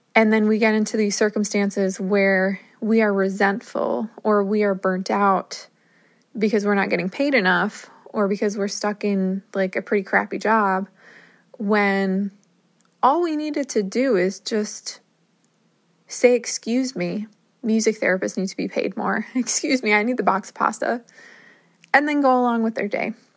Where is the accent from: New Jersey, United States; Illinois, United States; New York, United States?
New Jersey, United States; moved away as an adult; also born or lived in Minnesota; I'm from New Jersey